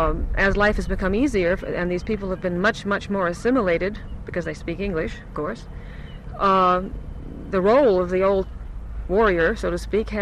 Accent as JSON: {"language": "English", "region": "Massachusetts", "country": "United States", "moved": "yes", "lives_now": "Minneapolis, United States", "said": "Episcopalian, which is an Anglican. I've known a great many Catholics because I came from Massachusetts, where the population is about 90% Catholic."}